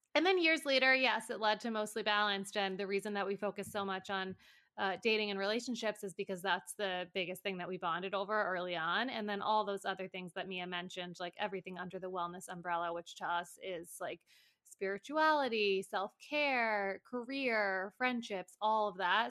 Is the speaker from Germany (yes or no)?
no; New Paltz, New York, United States; also born or lived in Chicago; back and forth between New Paltz, where I'm from, and New York City